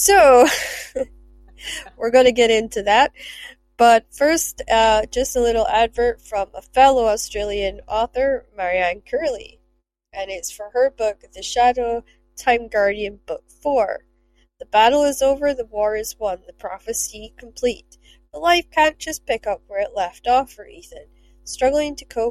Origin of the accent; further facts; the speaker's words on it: Scotland, United Kingdom; accent: Scottish; I am Scottish